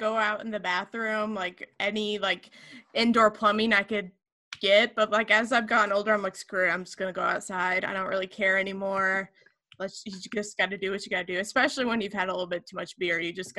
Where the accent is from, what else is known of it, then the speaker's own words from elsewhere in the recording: Rio, Illinois, United States; I was born and raised in Rio, Illinois. Other people might say it's Rio or R10, and it's a very small farming community that 99% of the world probably never heard of.